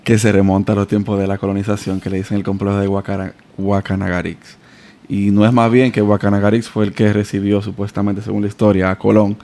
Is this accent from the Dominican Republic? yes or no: yes; Dominican Republic; moved away; also born or lived in Santo Domingo; cuando nosotros salimos de, de República Dominicana a Venezuela